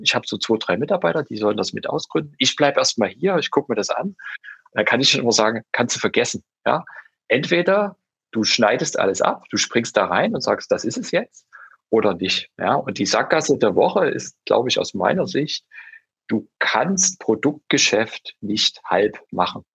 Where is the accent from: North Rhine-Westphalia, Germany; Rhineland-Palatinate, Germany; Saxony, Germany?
Saxony, Germany; Dresden; Ich bin, äh, ich bin Dresdner, original, und bin in Dresden aufgewachsen